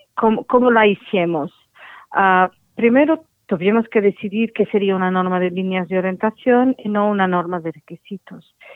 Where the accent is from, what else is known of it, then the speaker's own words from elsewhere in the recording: Portugal; Spanish is a second language; mi español no es muy bueno porque yo soy portuguesa y mi español es un poco inventado